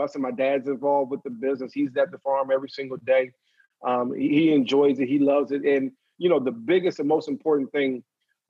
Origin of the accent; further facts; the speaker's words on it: Maryland, United States; moved away; I went back to Maryland with my hometown